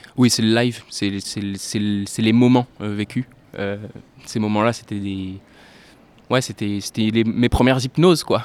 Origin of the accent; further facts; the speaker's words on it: La Rochelle, Nouvelle-Aquitaine, France; moved away as an adult; also born or lived in Poitiers / Montségur; now in Bordeaux, France; À l'âge de 8 ans, j'ai déménagé à La Rochelle, donc j'ai grandi euh, majoritairement à La Rochelle.